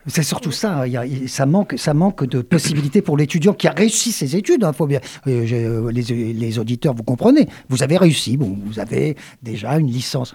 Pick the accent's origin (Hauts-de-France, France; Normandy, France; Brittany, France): Normandy, France; Le Havre; now in Montpellier, France; je suis originaire du Havre